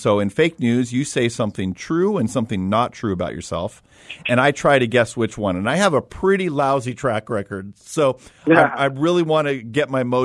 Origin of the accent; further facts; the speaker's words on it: Los Angeles, California, United States; I grew up in Los Angeles